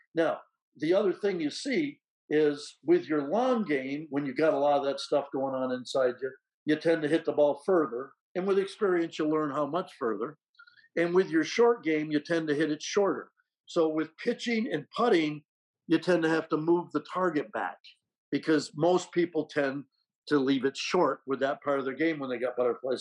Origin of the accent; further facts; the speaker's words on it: Rutland, Vermont, United States; moved away; my hometown of Rutland, Vermont